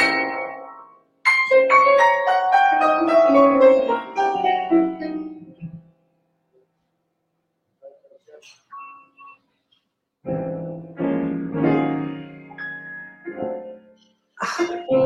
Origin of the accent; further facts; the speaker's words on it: Indiana, United States; I'm a Hoosier